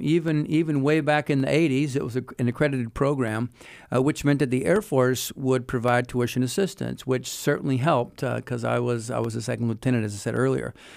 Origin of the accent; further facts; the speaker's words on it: Wilmington, North Carolina, United States; moved away as an adult; also born or lived in England / Germany / Hawaii; now in Lynchburg, United States; I grew up in Wilmington, North Carolina